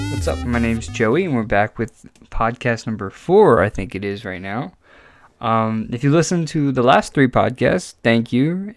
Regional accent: New Jersey, United States; we're from New Jersey

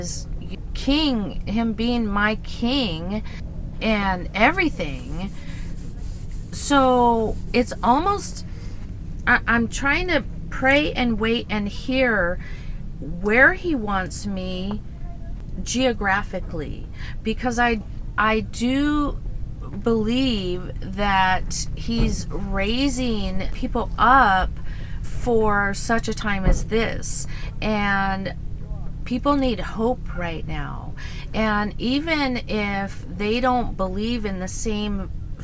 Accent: Orange County, California, United States; moved away; also born or lived in San Diego; I was actually raised in Orange County.

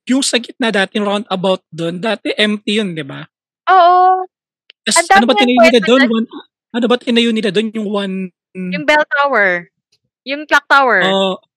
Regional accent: Taguig, Metro Manila, Philippines; Yeah, pamilyar ako kasi taga Tagig ako eh. Tagig pa

